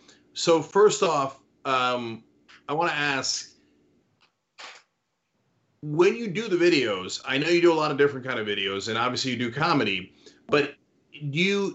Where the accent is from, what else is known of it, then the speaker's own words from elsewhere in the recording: New Jersey, United States; I grew up in Jersey.